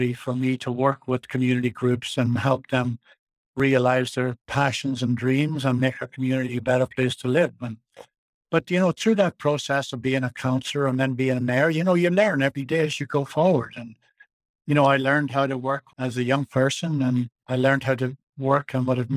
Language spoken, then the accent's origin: English; Ireland; now in Nelson, Canada; where I was raised in Ireland